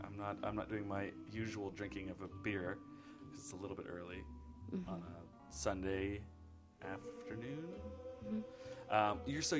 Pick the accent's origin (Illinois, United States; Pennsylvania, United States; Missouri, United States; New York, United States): New York, United States; being a New Yorker forever and ever and ever and ever.